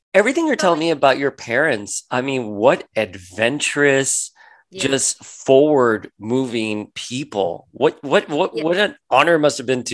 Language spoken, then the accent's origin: English; Miami, Florida, United States; moved away as an adult; also born or lived in New York; I'm a Florida boy. I grew up in Miami.